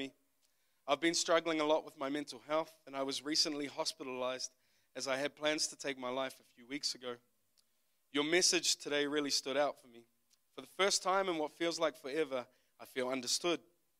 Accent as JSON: {"language": "English", "region": "Auckland", "country": "New Zealand", "tie": "born or raised there", "also_born_or_lived": "United States", "said": "I am from West Auckland, New Zealand. If you don't know where that is, it's just the west part of Auckland. That is where I grew up."}